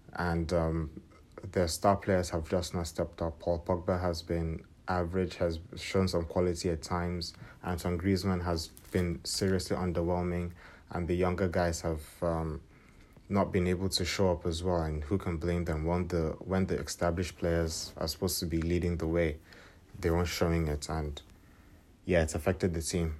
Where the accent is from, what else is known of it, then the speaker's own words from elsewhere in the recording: Nigeria; being a Nigerian, I was rooting for my country